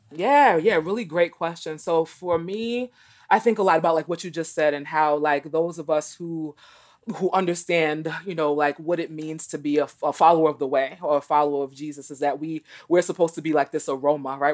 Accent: New York City, New York, United States; moved away as an adult; also born or lived in East Texas / Boston; I grew up in New York City, in Brooklyn in particular

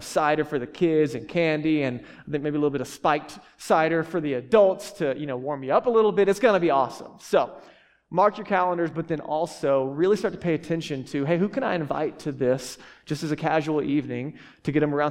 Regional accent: Texas, United States; I grew up in Texas

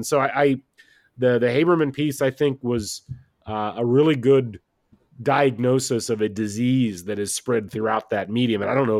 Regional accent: West Lafayette, Indiana, United States; I grew up in West Lafayette, Indiana, out in the country, and I was an IU basketball fan

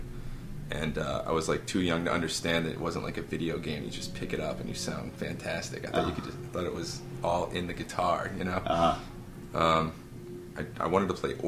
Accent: Lafayette, Louisiana, United States; moved away as an adult; also born or lived in Carencro, Louisiana; I grew up in Carncrow till I was 7, and then I lived in Lafayette till I was 19, and then I moved here.

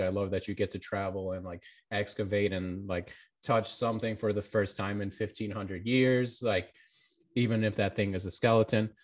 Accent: Florida, United States; also born or lived in Albania; I was born in Albania and I moved to America when I was young and, like, living in Florida

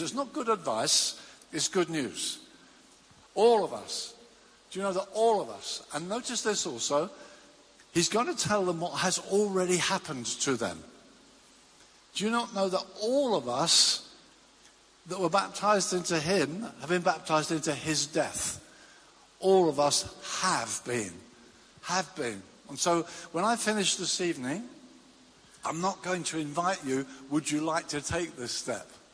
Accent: Brighton, South East England, United Kingdom; I used to commute from my hometown of Brighton to London every day

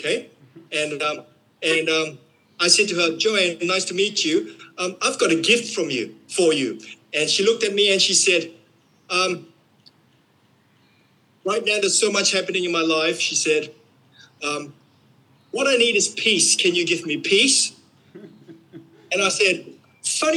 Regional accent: Queensland, Australia; we're from Queensland

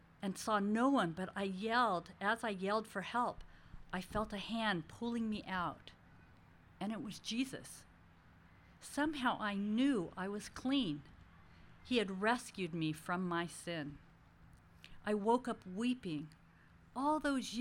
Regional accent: India; I was a devout Hindu since I am Indian

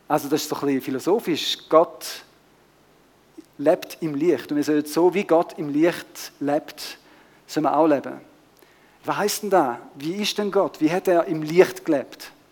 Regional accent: Switzerland; wir kommen aus der Schweiz, leben ein bisschen in der Nachbarschaft

